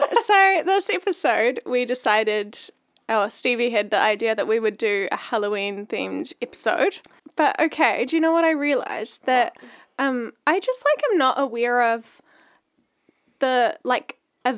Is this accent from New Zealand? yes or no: yes; New Zealand; We're from New Zealand